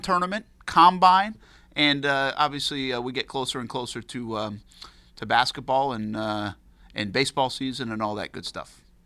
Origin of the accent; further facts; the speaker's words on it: Rhode Island, United States; moved away; I'm growing up in Rhode Island now